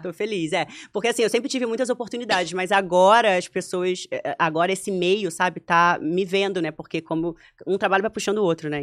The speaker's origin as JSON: {"language": "Portuguese", "region": "Rio de Janeiro", "country": "Brazil", "tie": "born or raised there", "said": "Eu sou carioca da gema, nasci no Meier"}